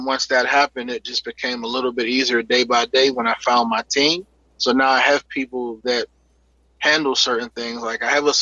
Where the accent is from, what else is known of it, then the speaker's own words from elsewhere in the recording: Pittsburgh, Pennsylvania, United States; I grew up in Pittsburgh, in Homewood, on Hilltop.